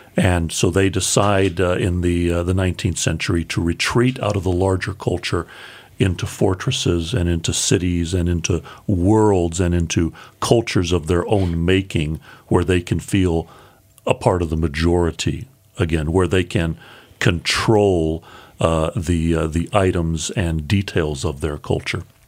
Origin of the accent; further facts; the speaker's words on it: United States; as American evangelicals